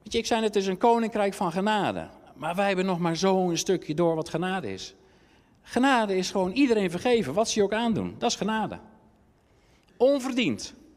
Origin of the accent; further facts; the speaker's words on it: Netherlands; wij zijn Nederlanders